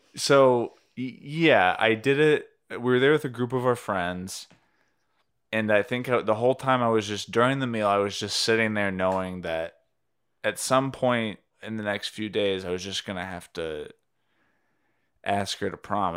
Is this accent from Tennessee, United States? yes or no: yes; Cleveland, Tennessee, United States; moved away; this restaurant, Fazoli's, it's a fast food Italian place, uh, in my hometown